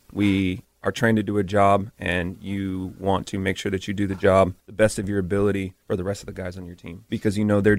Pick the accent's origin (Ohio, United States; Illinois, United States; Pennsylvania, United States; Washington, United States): Washington, United States; Tacoma; moved away; Tacoma, Washington.